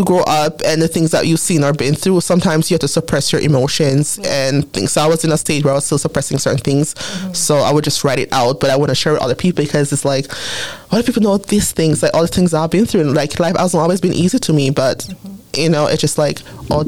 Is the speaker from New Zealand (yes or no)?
no; Jamaica; accent: Jamaican; now in Canada; I've been here for 22 years, but my Jamaican accent sometimes comes out.